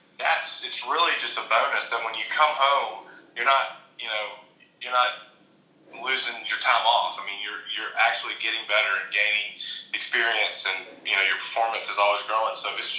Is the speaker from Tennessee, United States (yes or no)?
yes; Chattanooga, Tennessee, United States; moved away as an adult; also born or lived in Georgia; now in Sea Island, United States; started high school, played at Baylor School in Chattanooga where I grew up